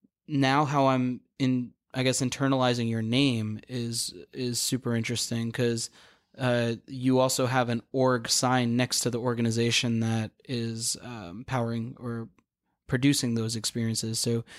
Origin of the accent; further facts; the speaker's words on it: Queens, New York, United States; which I don't even know what that is, and I'm from Queens.